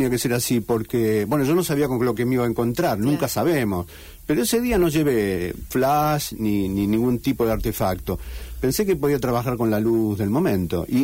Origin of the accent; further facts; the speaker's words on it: Madrid, Community of Madrid, Spain; now in Rosario, Argentina; bueno, ahora soy un madrileño que vive